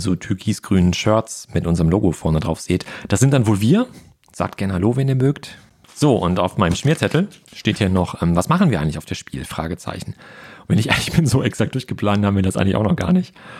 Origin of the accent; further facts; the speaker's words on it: Ruhr area, North Rhine-Westphalia, Germany; moved away; meine alte Heimat, das Ruhrgebiet